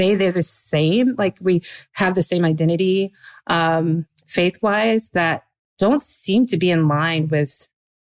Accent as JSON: {"language": "English", "region": "the South", "country": "United States", "tie": "born or raised there", "said": "I was like this really annoying little Christian girl growing up in the South"}